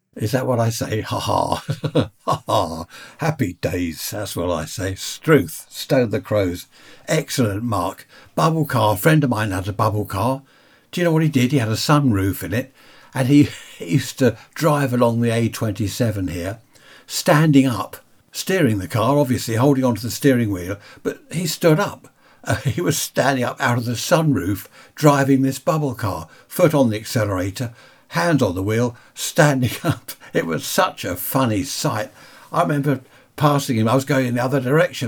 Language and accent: English; United Kingdom; I'm a Brit